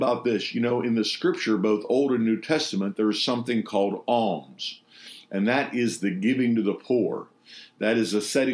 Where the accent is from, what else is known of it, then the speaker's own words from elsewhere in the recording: Pittsburgh, Pennsylvania, United States; Pittsburgh, my hometown